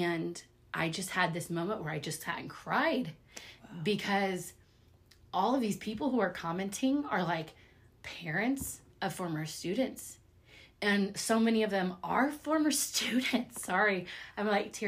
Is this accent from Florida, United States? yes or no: no; Lee's Summit, Missouri, United States; I grew up here in Lee Summit